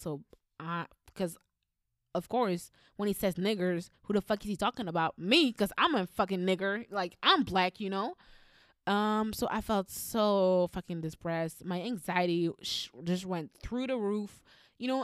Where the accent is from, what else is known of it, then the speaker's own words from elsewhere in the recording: Flanders, Belgium; I've always lived in Flander-, in Flanders. And, um, I went to school in Flemish uh, in Flemish schools